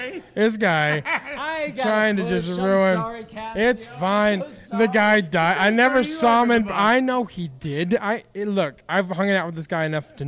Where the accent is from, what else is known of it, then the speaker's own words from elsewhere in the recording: Wyoming, United States; I'm from Wyoming, right? So it's not a long trek to Yellowstone.